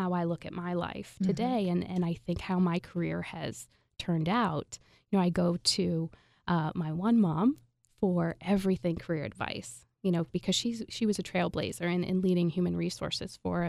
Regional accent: Indiana, United States; also born or lived in San Francisco / Atlanta; now in Philadelphia, United States; Hoosier through and through.

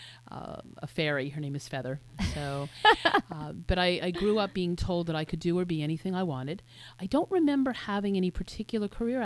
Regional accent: Willingboro, New Jersey, United States; I grew up in Willingboro, New Jersey, which is a suburb of Philadelphia

